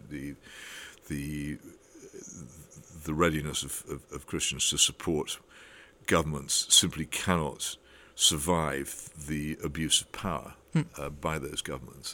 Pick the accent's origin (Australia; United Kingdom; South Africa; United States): United Kingdom; we are a terribly class-ridden country